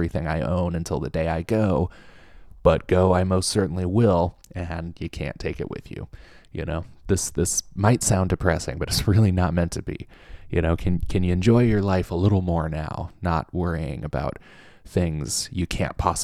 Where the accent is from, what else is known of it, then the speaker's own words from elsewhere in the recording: Southern Orange County, California, United States; now in Oklahoma, United States; I'm from Southern Orange County